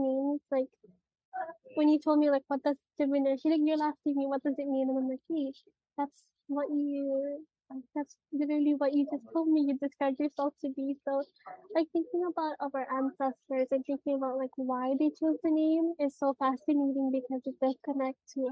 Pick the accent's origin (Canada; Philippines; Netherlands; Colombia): Philippines; we as Filipinos